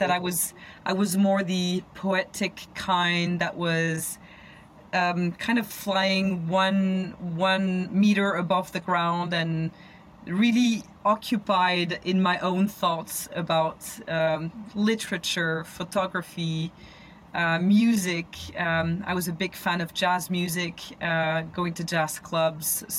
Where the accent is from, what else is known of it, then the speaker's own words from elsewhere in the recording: Paris, Île-de-France, France; I grew up in Paris. I'm a rat of the city. I've always lived in a city and always lived in Paris.